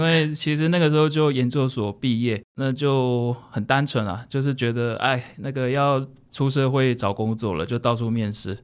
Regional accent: Taiwan; 我们从小在台湾出生长大

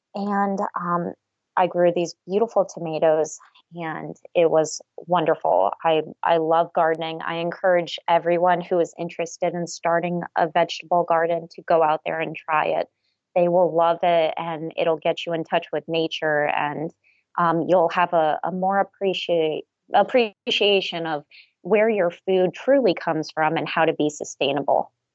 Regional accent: South Florida, United States; now in Waynesboro, Pennsylvania, United States; I was born and raised in South Florida

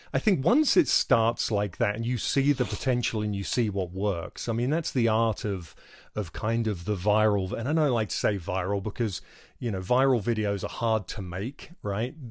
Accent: England, United Kingdom; moved away as an adult; I come from England, where we had free healthcare

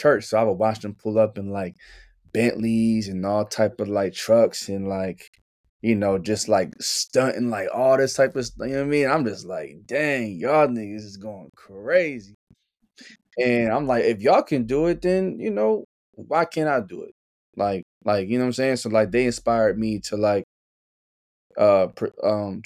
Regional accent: Mays Landing, New Jersey, United States; moved away; also born or lived in Atlantic City, New Jersey; I'm from Mays Landing, New Jersey. So that's South Jersey

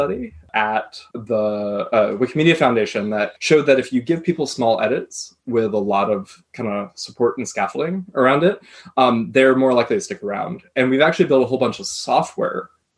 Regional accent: United States; I come from the United States

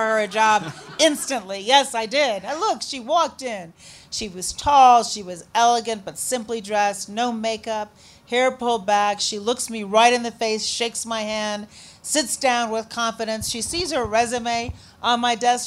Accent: Chicago, Illinois, United States; also born or lived in Shiraz, Iran; I said, Chicago. He said, did you grow up here? Yep, sure did

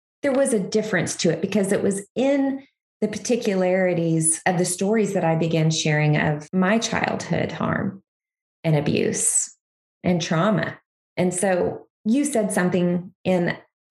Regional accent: Kansas, United States; now in Missouri, United States; I'm a Kansas girl. I grew up in Kansas, still love Kansas, but I live in Missouri now.

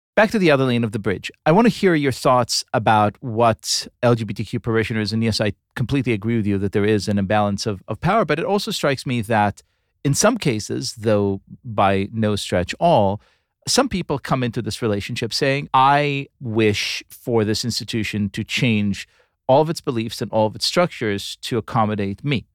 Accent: Tel Aviv, Tel Aviv District, Israel; moved away; my hometown of Tel Aviv, Israel

